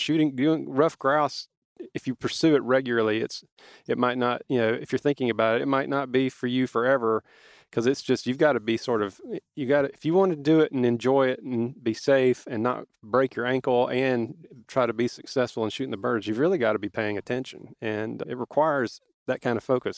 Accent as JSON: {"language": "English", "region": "South Georgia", "country": "United States", "tie": "born or raised there", "said": "we were growing up in South Georgia"}